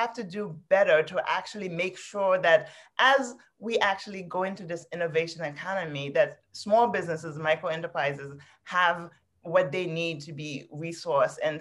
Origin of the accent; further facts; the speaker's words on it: New York City, New York, United States; also born or lived in Haiti; I grew up in New York City, I grew up in Queens